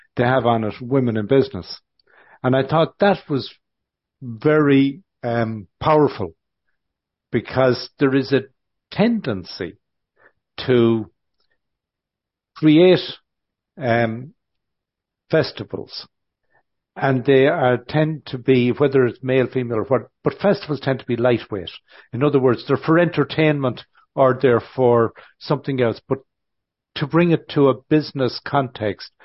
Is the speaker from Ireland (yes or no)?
yes; Ireland; growing up in Ireland